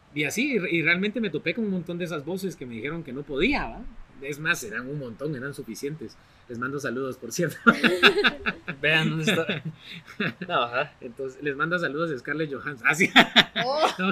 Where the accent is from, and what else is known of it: Guatemala